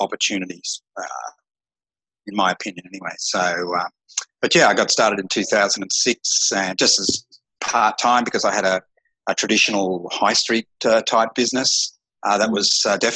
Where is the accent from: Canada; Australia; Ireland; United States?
Australia; moved away as an adult; now in Phnom Penh, Cambodia; I'm an Australian